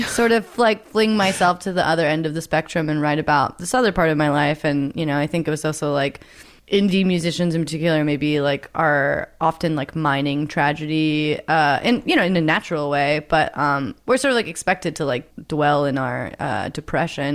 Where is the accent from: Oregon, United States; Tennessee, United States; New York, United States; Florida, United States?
Oregon, United States; growing up in Oregon